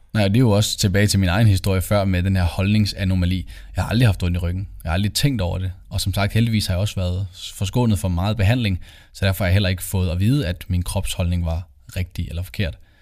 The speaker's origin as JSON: {"language": "Danish", "town": "Copenhagen", "region": "Capital Region of Denmark", "country": "Denmark", "also_born_or_lived": "Aalborg", "moved": "as an adult", "lives_now": "Aarhus, Denmark", "said": "Jeg kommer oprindeligt fra København"}